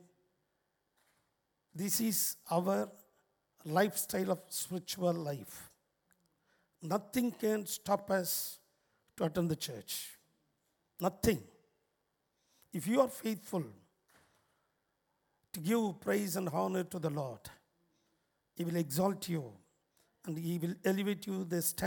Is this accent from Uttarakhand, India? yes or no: no; Chennai, Tamil Nadu, India; I'm coming from India, Chennai, where St. Thomas was martyred in our city